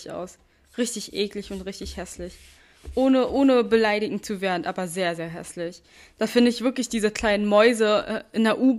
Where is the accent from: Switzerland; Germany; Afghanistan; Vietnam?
Vietnam; das Schlimme ist, früher gab es die in Massen bei uns zu Hause in Vietnam.